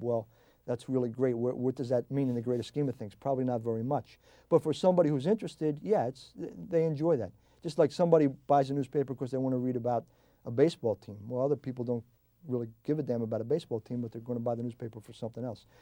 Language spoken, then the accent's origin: English; New Jersey, United States; also born or lived in South Philadelphia, Pennsylvania; I grew up in South Jersey